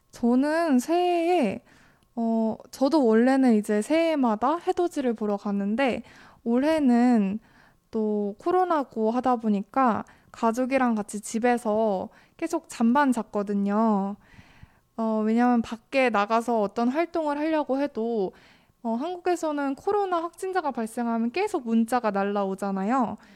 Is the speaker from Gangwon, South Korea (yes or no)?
yes; Gangneung, Gangwon, South Korea; 그래서 저는 고향이 강릉이었기 때문에 저도 새해가 되면 빠짐없이 앞에 강릉에 바다가 있잖아요.